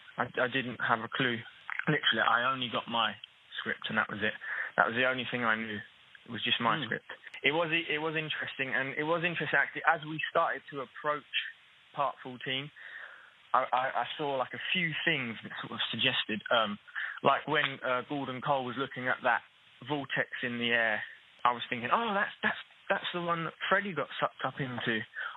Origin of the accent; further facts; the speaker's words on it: Newham, London, United Kingdom; whereas I grew up in Newham in East London and lost my Cockney accent